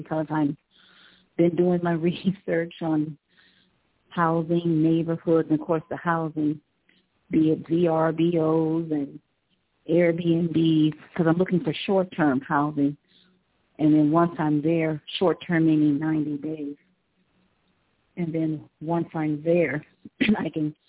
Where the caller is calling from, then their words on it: Cleveland, Ohio, United States; I'm calling from Cleveland, Ohio.